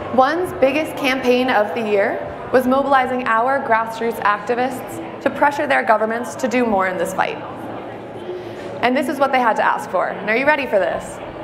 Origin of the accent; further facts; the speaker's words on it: New York, United States; I am from New York